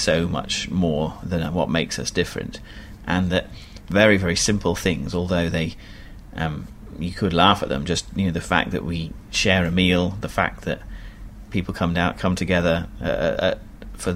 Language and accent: English; England, United Kingdom; moved away as an adult; now in Egypt; as an Englishman